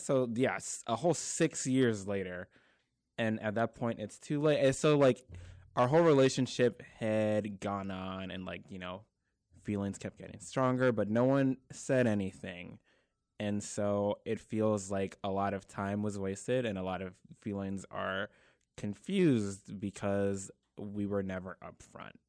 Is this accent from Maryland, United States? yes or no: yes; Prince George's County, Maryland, United States; moved away as an adult; now in North Carolina, United States; I'm from Maryland, uh, born and raised Prince George's County, Maryland